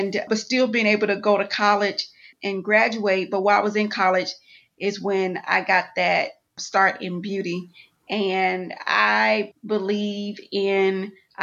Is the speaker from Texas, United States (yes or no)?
yes; Houston, Texas, United States; also born or lived in Atlanta; And I'm from Houston, Texas, born and raised, went to college in Atlanta